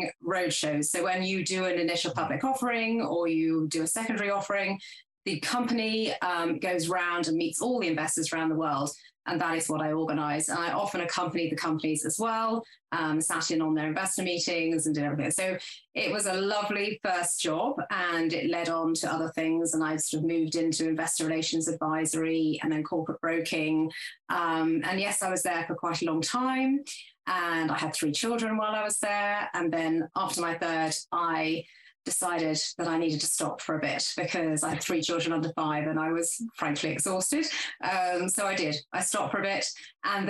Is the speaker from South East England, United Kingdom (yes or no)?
yes; Oxford, South East England, United Kingdom; I grew up in Oxfordshire, went to school in Oxford